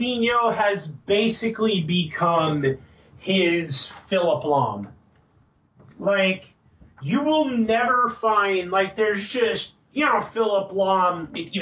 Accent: United States; We're American

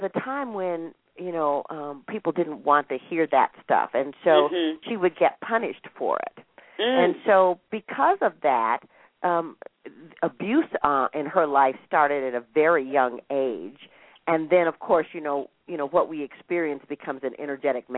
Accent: Minnesota, United States; I grew up in Minnesota

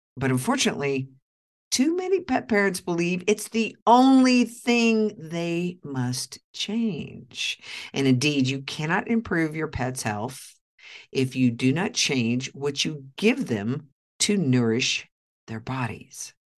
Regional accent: Oklahoma, United States; moved away; my hometown of Oklahoma

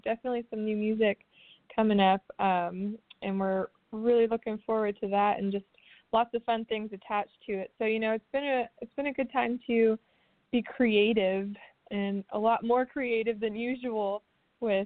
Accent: Nashville, Tennessee, United States; This is my hometown. I was born here and lived here my entire life.

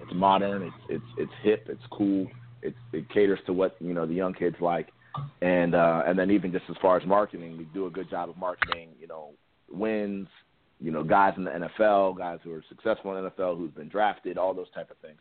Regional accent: Columbus, Ohio, United States; also born or lived in New York; I grew up in Columbus, Ohio.

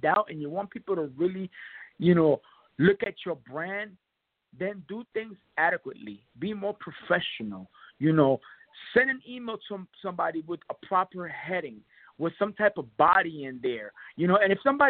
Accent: New York Tri-State area, United States; I'm from the Tri-State area. I represent the New York Tri-State area

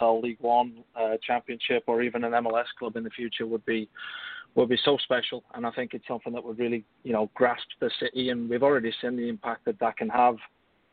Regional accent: England, United Kingdom; now in United States; typically English

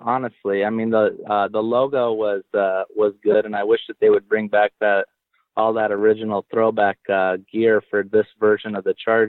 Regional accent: El Cajon, California, United States; where I grew up in El Cajon or in East County, San Diego

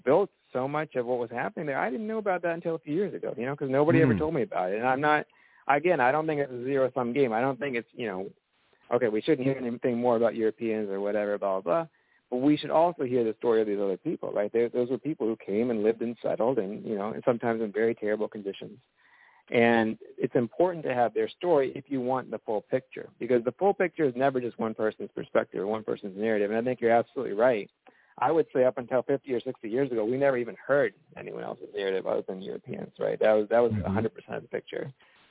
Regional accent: the South, United States; I think, you know, I grew up in the South

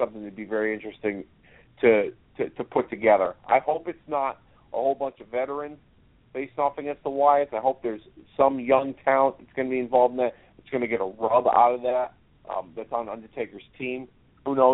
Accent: Hartford, Connecticut, United States; Hartford, Connecticut, as Mike Ferrara had mentioned last week on this show, my hometown

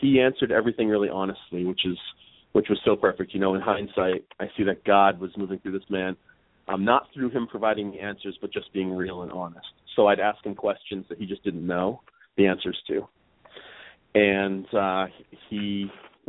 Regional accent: Plymouth, Massachusetts, United States; accent: Northeast; I was raised in Massachusetts, a town called Plymouth, about 35 minutes south of Boston

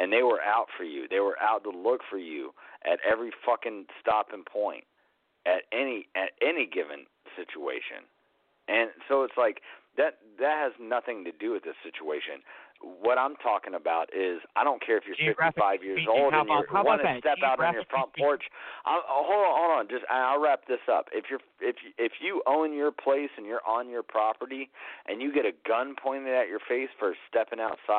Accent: South Carolina, United States; where I grew up in South Carolina too. Like when I spent my teenage years there

